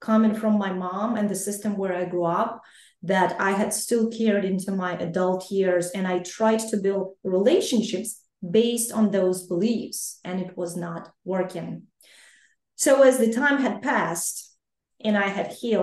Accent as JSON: {"language": "English", "country": "Ukraine", "tie": "born or raised there", "moved": "yes", "said": "I grew up and I was born and raised in Ukraine, I am Ukrainian"}